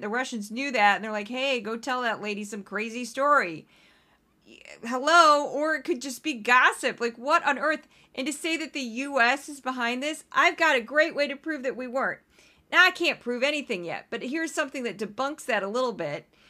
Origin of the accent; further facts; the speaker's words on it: United States; also born or lived in New York; yaramerikankka, which is I'm an American woman